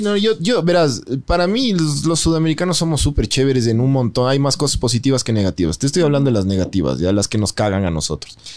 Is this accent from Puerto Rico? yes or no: no; Ecuador; los ecuatorianos en general somos